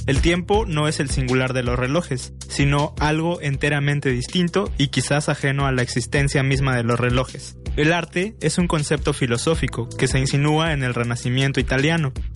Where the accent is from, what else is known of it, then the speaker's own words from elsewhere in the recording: Venustiano Carranza, Chiapas, Mexico; recorriendo el pueblo de Venustiano Carranza, del cual soy nativo